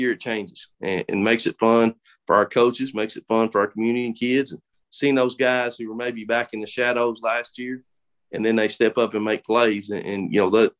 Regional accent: Kentucky, United States; now in Danville, United States; I grew up in Breathitt County where I am, but I think you call homes where your family is.

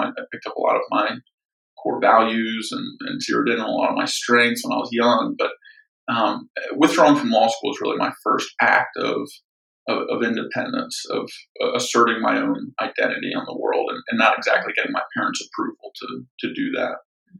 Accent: Atlanta, Georgia, United States; also born or lived in Philadelphia; So I was born just outside Philadelphia. My parents were young when they had me. I wasn't exactly planned. They stayed together about 9 months after I was born and separated. And I ended up moving around a lot with my mom growing up. We moved 7 times before landing in Atlanta

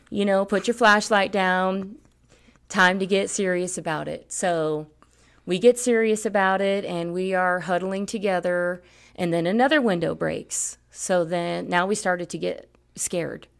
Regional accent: Miami, Florida, United States; moved away as an adult; also born or lived in Puerto Rico; now in Colorado, United States; I grew up in Miami, South Florida

